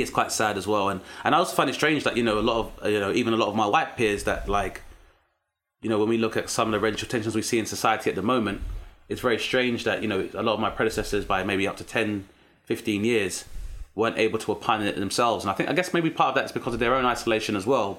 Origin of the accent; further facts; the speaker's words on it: London, United Kingdom; growing up in South East London as a black British male